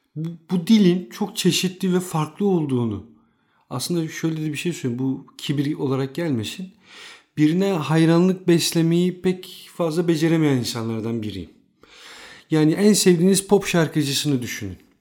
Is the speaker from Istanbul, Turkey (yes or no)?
yes; Istanbul, Turkey; ben de İstanbul'da doğdum, büyüdüm